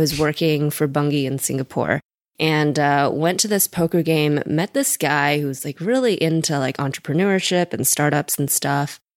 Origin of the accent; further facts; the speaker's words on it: Seattle, Washington, United States; also born or lived in China; I was born in China, moved here when I was three, grew up in Seattle